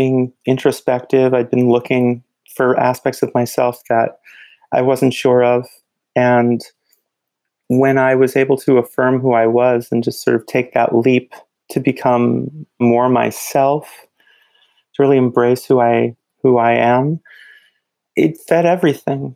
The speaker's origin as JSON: {"language": "English", "region": "New Jersey", "country": "United States", "tie": "born or raised there", "said": "I grew up in New Jersey"}